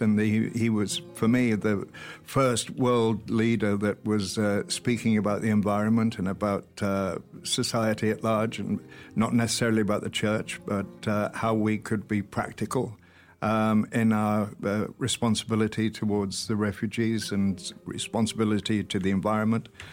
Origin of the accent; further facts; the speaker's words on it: Welsh, Wales, United Kingdom; I'm Welsh